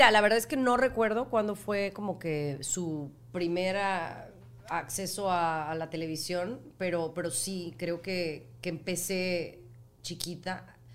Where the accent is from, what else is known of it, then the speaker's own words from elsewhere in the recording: Mexico; moved away; yo soy mexicana.